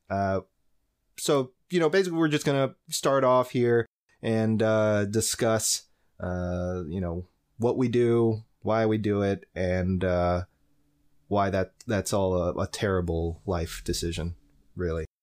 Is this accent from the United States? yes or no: yes; Lakeland, Florida, United States; back in my hometown in Lakeland, uh, Florida